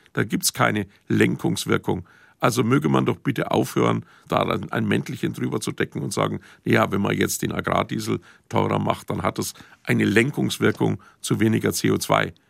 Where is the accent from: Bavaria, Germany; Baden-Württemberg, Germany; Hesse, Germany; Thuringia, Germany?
Bavaria, Germany; Franconia; bei uns in Franken